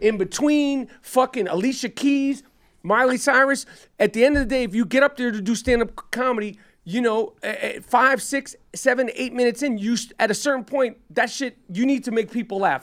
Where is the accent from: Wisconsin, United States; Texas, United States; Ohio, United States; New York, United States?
New York, United States; also born or lived in Los Angeles; I'm a New Yorker